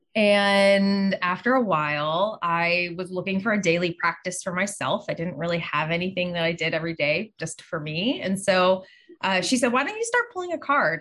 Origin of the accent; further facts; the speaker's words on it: Pittsburgh, Pennsylvania, United States; I grew up in Pittsburgh